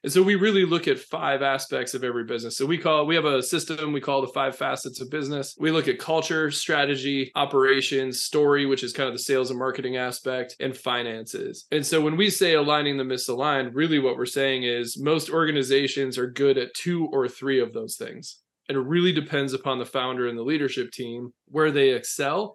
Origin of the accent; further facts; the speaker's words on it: Minnesota, United States; accent: long O; moved away as an adult; now in North Carolina, United States; I'm a small town Minnesota boy.